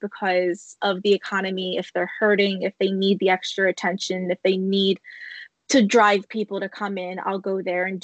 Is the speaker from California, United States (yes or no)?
no; Bucks County, Pennsylvania, United States; I'm born and raised in Bucks County